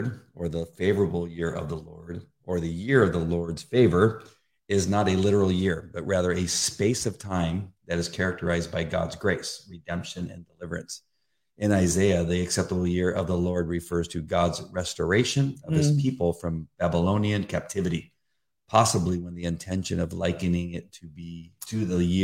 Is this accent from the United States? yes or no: yes; La Mirada, California, United States; also born or lived in Orange County / Riverside; I grew up in La Mirada, but I've been mostly in Orange County.